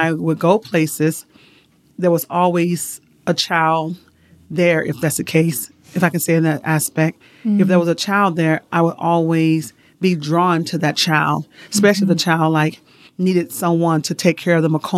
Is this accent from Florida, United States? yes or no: no; Chicago, Illinois, United States; moved away as an adult; now in Utah, United States; I was born and raised in Chicago, Illinois. Grew up there, high school.